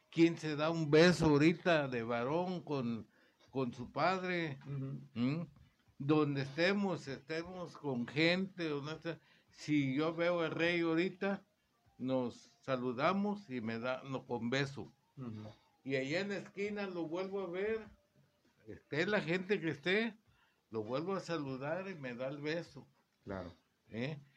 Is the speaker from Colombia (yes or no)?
no; Veracruz, Mexico; De donde soy yo, de, Veracruz.